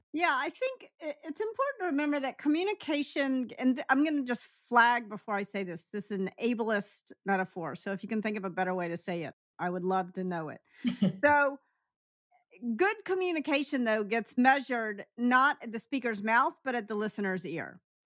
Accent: Memphis, Tennessee, United States; I grew up in Memphis.

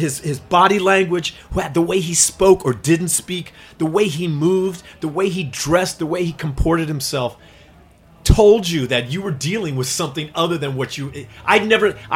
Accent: California, United States; now in New York City, United States; I was this kid from California.

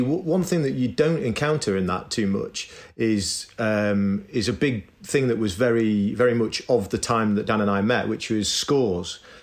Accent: Manchester, North West England, United Kingdom; I grew up in Manchester in, in northern England

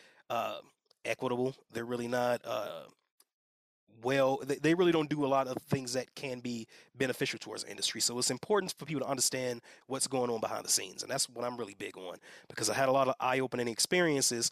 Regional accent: Gary, Indiana, United States; moved away as an adult; also born or lived in Atlanta, Georgia; now in Colorado, United States; My family's in the Midwest. I'm from Gary, Indiana

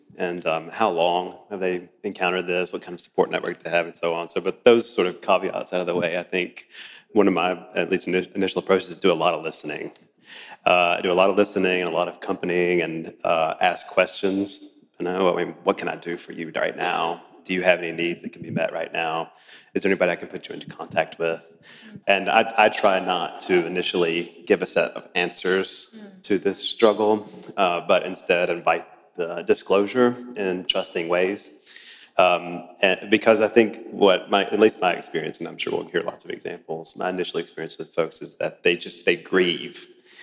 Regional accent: Virginia, United States; now in Oklahoma City, United States; I'm actually from Virginia

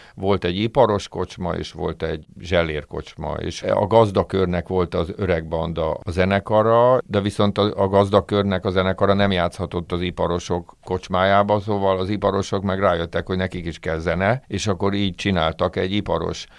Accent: Budapest, Hungary; én nem ott születtem, hanem, ö, A szüleim költöztek föl Budapestre, ők első generációs ilyen pestiek

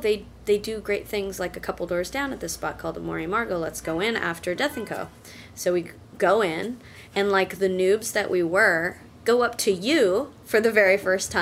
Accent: Orange County, California, United States; I'm from Orange County, California, which is basically effectively the suburbs of Los Angeles

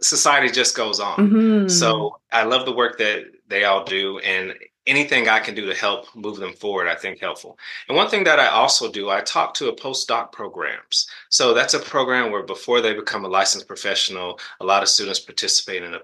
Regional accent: the South, United States; I'm from the South

